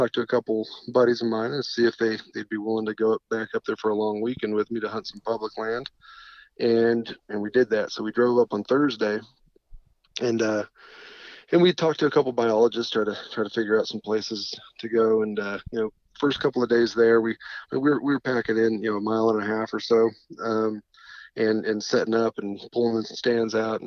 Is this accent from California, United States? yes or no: yes; Fresno, California, United States; moved away as an adult; also born or lived in San Diego, California / Dallas, Texas; now in Louisiana, United States; Was born in San Diego, but grew up in the Fresno area in California